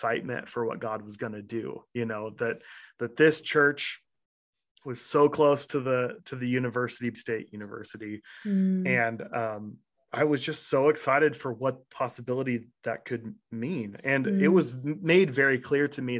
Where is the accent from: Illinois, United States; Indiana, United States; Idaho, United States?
Idaho, United States; Nampa; also born or lived in Kansas City; a Nampa kid I had never had the experiences that I had in Nampa that I did when I first moved to Kansas City